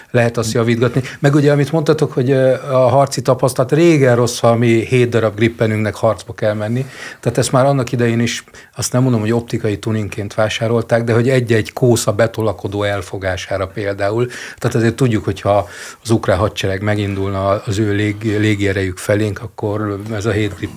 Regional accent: Jászberény, Jász-Nagykun-Szolnok, Hungary; én Jászberényi vagyok.

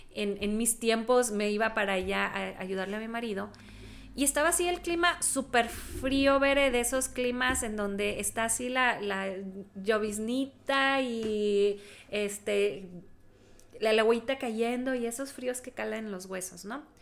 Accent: Texas, United States; nací en Texas, en un lugar donde hace frío también

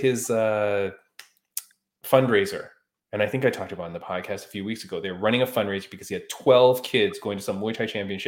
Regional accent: Canada; I'm Canadian.

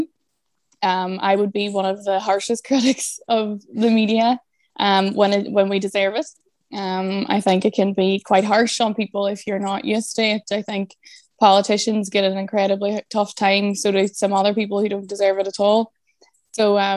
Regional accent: Derry, Northern Ireland, United Kingdom; now in Dublin, Ireland; I'm originally from Derry and now I live in Dublin

